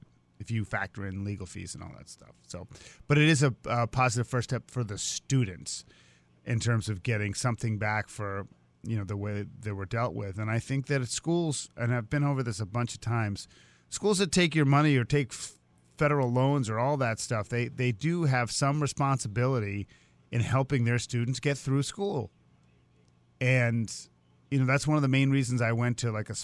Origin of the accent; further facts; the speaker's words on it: Boston, Massachusetts, United States; I grew up in Boston